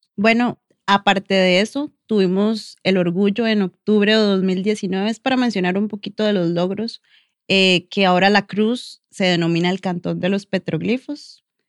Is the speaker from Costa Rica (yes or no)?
yes; La Cruz, Guanacaste, Costa Rica; como cruceños